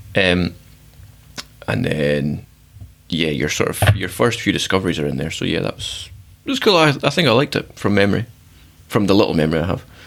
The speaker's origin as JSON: {"language": "English", "region": "Scotland", "country": "United Kingdom", "said": "I'm from Scotland"}